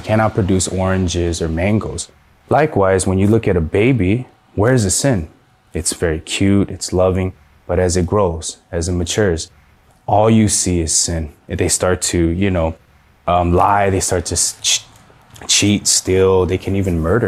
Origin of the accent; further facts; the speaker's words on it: San Gabriel Valley, California, United States; I'm from the San Gabriel Valley